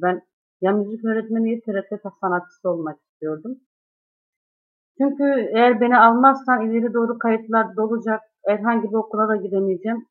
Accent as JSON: {"language": "Turkish", "town": "Malkara", "region": "Tekirdağ", "country": "Turkey", "tie": "born or raised there", "moved": "as an adult", "lives_now": "Çerkezköy, Turkey", "said": "Ben Malkara'da büyüdüm yetiştim. Yaklaşık 3 yıldır Çerkezköy'deyim."}